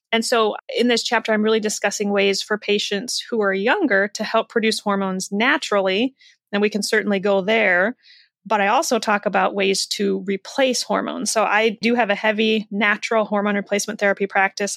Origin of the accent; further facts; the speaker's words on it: Iowa, United States; raised in the Midwest in Iowa